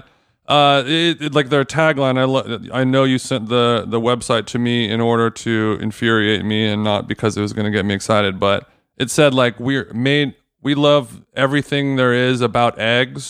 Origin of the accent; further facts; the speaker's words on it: Orange County, California, United States; my whole life growing up in Orange County